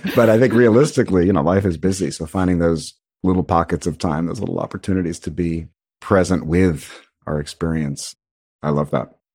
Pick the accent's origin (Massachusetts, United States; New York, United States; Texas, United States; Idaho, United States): New York, United States; New York City; I grew up in Brooklyn, New York